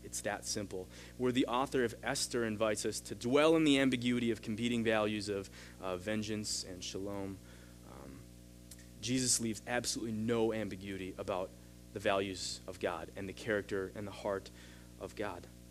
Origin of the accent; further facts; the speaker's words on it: United States; as an American, as a big brother